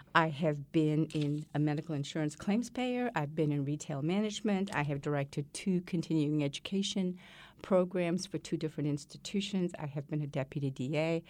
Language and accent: English; Malaysia; now in United States; I was born and raised in Malaysia